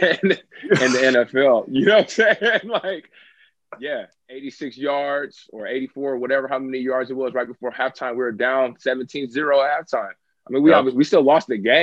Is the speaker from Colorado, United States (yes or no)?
no; Southern California, United States; I grew up in Southern California